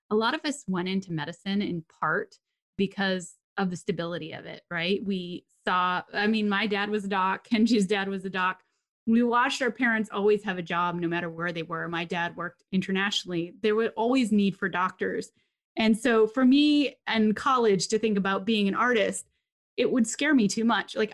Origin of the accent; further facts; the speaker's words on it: Papua New Guinea; I grew up in Papua New Guinea, and my dad was like, you know, the director of the hospital